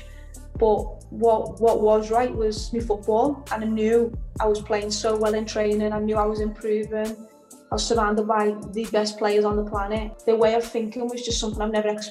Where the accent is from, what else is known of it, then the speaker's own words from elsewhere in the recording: Liverpool, North West England, United Kingdom; also born or lived in Lyon / Manchester; I grew up in Liverpool. It's a city made for football